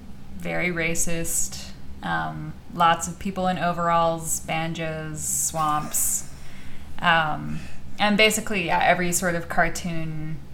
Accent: Arizona, United States; also born or lived in Louisiana; now in Alabama, United States; My family lived here for a long time, and then we left for a long time, and I am an Arizona girl proudly through and through.

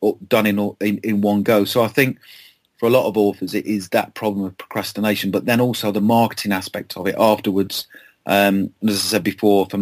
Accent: Lancashire, North West England, United Kingdom; moved away; also born or lived in Kent; I'm from Lancashire, as you know, originally, and I have a home in the Lake District

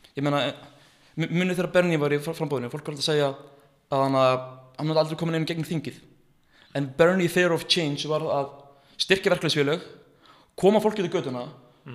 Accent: Iceland; ég er frá Íslandi

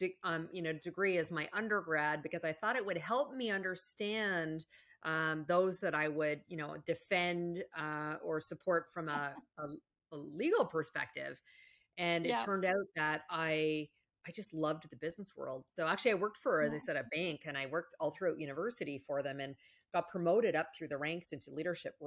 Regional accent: Canada; moved away; I'm actually originally from Canada.

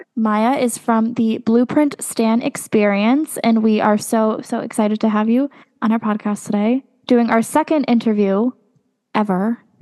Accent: Connecticut, United States; I'm from Connecticut

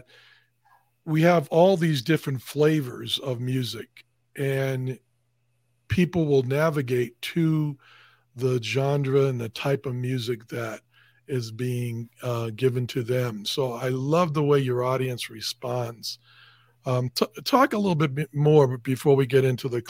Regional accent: Boston, Massachusetts, United States; moved away; I'm originally from Boston

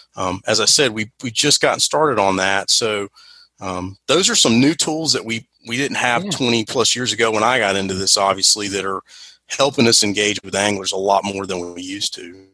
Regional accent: North Carolina, United States; I'm from North Carolina, so we say crappie here

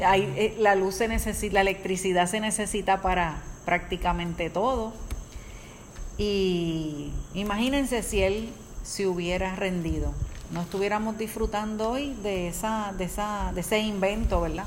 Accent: Caguas, Puerto Rico; nosotros somos de Caguas, Puerto Rico

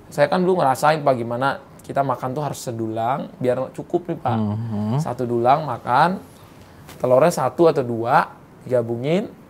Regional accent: West Sumatra, Indonesia; saya paling bangga saya lahir di Indonesia, dan saya dari Minang.

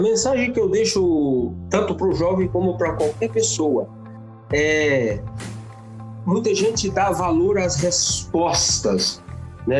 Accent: Brazil; Nós somos de um país de viés rural

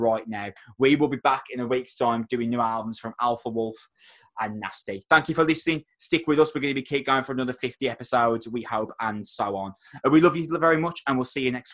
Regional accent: Wolverhampton, West Midlands, United Kingdom; I'm from Wolverhampton

